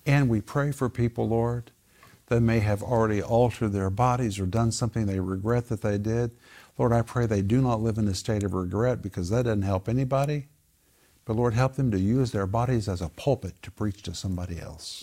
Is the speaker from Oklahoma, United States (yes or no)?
yes; Sand Springs, Oklahoma, United States; I grew up in Sand Springs